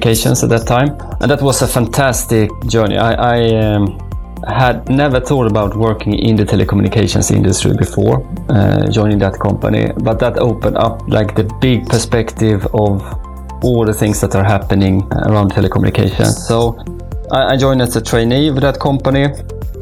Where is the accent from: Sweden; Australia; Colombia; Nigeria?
Sweden; now in Gothenburg, Sweden; I'm Swedish, moved to Gothenburg 20 years ago.